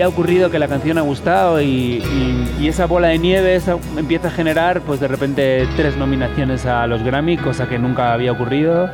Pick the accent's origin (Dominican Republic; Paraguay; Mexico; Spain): Spain